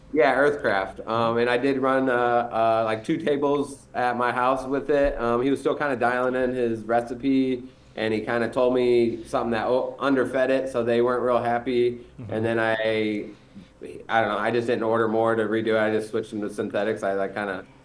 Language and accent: English; Indiana, United States; also born or lived in Colorado; we grew up in Indiana